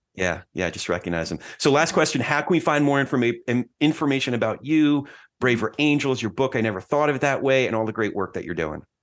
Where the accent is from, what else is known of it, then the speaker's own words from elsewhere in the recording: New Jersey, United States; I'm from Jersey